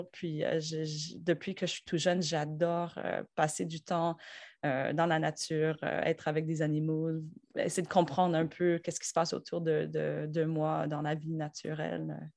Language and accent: French; Rosemère, Quebec, Canada; also born or lived in Australia; je viens de Montréal, ou en fait, euh, la rive nord de Montréal. Donc, j'ai grandi dans un genre de village qui s'appelle Rosemère. C'est juste au nord de Laval.